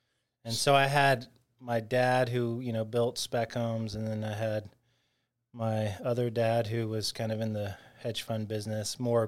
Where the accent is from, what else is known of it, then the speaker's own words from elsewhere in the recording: Atlanta, Georgia, United States; Yeah, I grew up in Buckhead